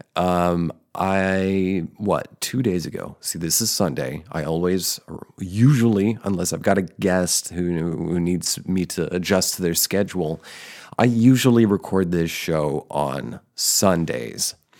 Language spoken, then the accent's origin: English; central New Jersey, United States; also born or lived in Denver, Colorado; I'm originally from Colorado, from Denver area. And when I was six, I moved with my parents to central New Jersey.